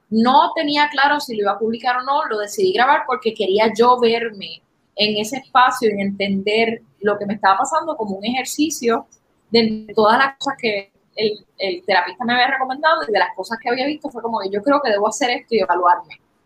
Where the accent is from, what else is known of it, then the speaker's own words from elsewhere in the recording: Puerto Rico; puertorriqueños en particular